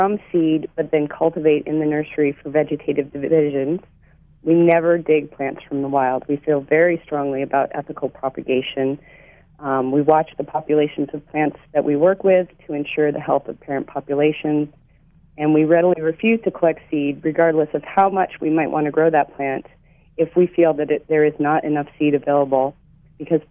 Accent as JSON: {"language": "English", "region": "Ohio", "country": "United States", "tie": "born or raised there", "also_born_or_lived": "Portland, Oregon", "moved": "yes", "lives_now": "Mosier, United States", "said": "I grew up in Ohio"}